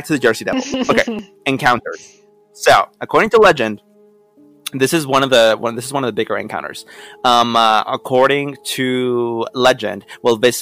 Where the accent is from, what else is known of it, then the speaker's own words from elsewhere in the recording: Mexico; now in United States; by my fast speech and my accent, I am originally from Mexico